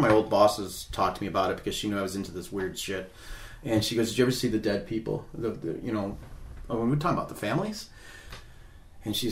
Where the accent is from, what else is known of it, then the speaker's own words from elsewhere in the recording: United States; we grew up in America